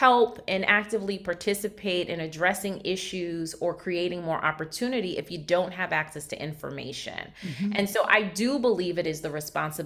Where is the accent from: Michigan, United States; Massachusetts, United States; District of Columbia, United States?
Massachusetts, United States; Brockton; I was raised in Brockton, the city of champions